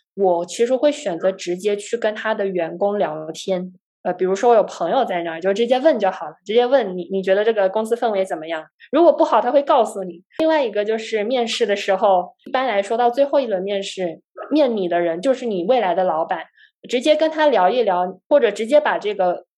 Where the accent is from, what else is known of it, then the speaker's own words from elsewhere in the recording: Guangzhou, Guangdong, China; moved away as an adult; also born or lived in Canada / United States; 我呢是在广州长大的，我大学呢在加拿大的滑铁卢大学学习计算机科学